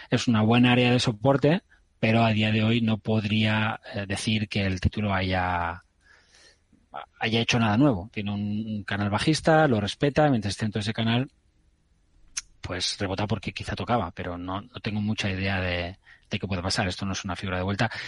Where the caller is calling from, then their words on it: Almería, Andalusia, Spain; Buenas tardes, eh, soy …, eh, de Almería.